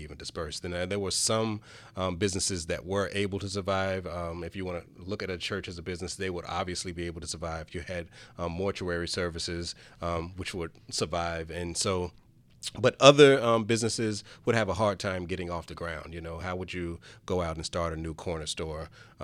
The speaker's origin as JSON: {"language": "English", "town": "Charlotte", "region": "North Carolina", "country": "United States", "tie": "born or raised there", "said": "where I grew up in Lincoln Heights, it used to be called Fur Town"}